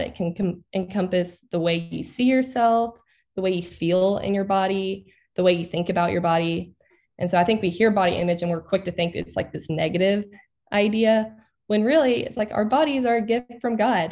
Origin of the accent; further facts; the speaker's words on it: Arkansas, United States; I grew up in Arkansas. I've never moved outside of Arkansas.